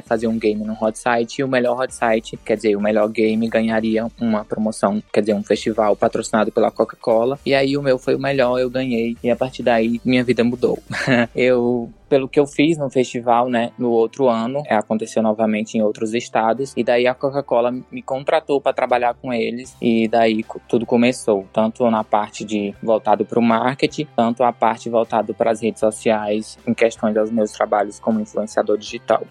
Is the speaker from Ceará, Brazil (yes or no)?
yes; Ceará, Brazil; Eu sou cearense